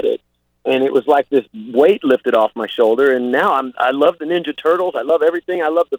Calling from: Palm Beach, Florida, United States; Beautiful Palm Beach.

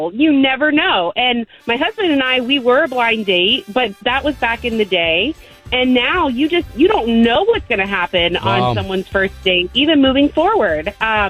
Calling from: Longwood, United States; This is … calling from Longwood.

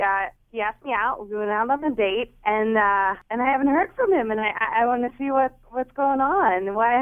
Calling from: Middletown, United States; I'm calling from Middletown.

